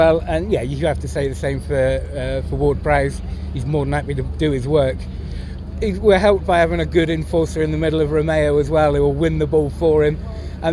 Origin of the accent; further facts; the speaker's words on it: Dorset, South West England, United Kingdom; now in North Wales, United Kingdom; We're from Dorset originally